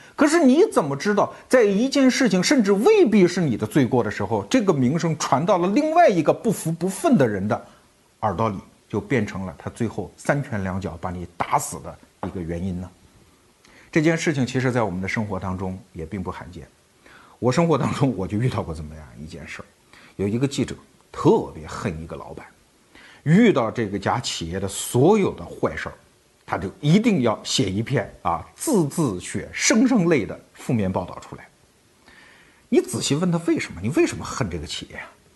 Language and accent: Chinese; China; 我们中国人